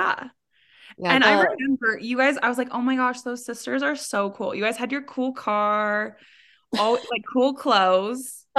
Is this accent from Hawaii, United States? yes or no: no; Salt Lake City, Utah, United States; I grew up in Salt Lake. I'm live in Salt Lake right now.